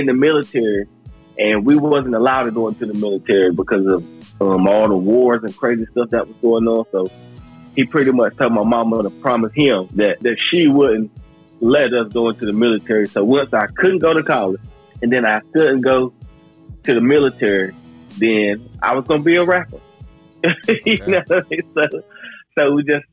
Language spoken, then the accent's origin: English; Cedar Grove, North Carolina, United States; I come from North Carolina, Cedar Grove. I'm an 80s baby, so you can about imagine how it was growing up in the 80s